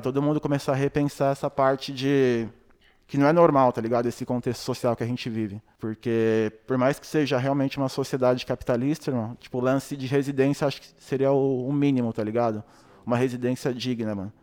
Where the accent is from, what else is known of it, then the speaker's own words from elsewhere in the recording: São Paulo, Brazil; Eu morava bem próximo, né, tipo, do Brau, mano. Do Brau e do Blue, porque eu sou da Zona Sul, né, do Capão